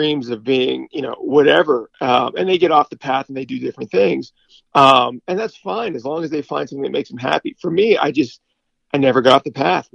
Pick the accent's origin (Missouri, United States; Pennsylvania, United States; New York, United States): Pennsylvania, United States; Pittsburgh; moved away; growing up in Pittsburgh